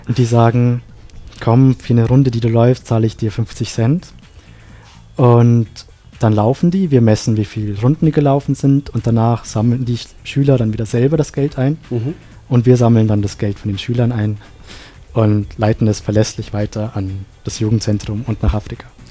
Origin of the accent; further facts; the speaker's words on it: Sri Lanka; now in Innsbruck, Austria; in meinem Heimatland Sri Lanka